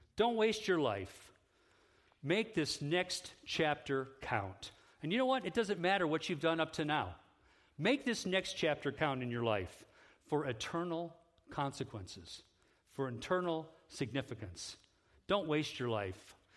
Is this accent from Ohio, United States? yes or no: yes; Independence, Ohio, United States; moved away as an adult; also born or lived in Oaxaca, Mexico; now in Holland, United States; I'm an Ohio guy. I grew up in Independence.